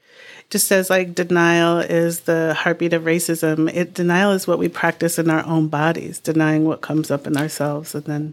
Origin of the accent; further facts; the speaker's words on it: New England, United States; You know, growing up in New England, often sort of civility and decorum is far prioritized over transparency and authenticity.